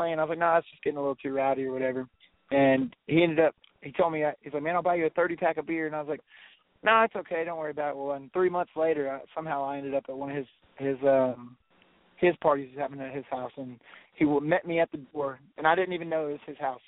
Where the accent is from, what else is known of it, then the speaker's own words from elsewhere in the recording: Centerville, Texas, United States; we're from Centerville, Texas